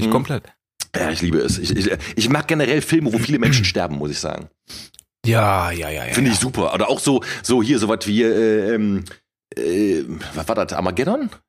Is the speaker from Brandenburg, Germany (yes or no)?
no; Cologne, North Rhine-Westphalia, Germany; Mann, ich bin Kölner, ich bin im, äh, in der Kölner Südstadt aufgewachsen, das ist das Epizentrum des Straßenkarnevals.